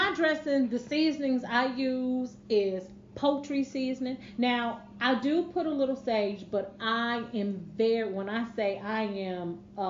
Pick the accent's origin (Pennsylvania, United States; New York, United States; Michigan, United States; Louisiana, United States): New York, United States; moved away; I'm from New York. Oh, I got a little bit of Southern flair. I mean, my husband is from the South, so I picked up a lot of...